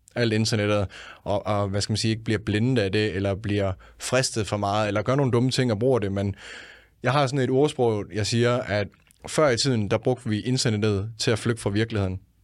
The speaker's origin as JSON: {"language": "Danish", "country": "Denmark", "said": "Jeg er fra Jylland af"}